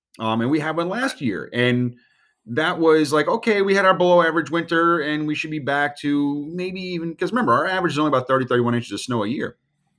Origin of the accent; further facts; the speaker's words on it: Virginia Beach, Virginia, United States; I grew up in Virginia Beach, Virginia.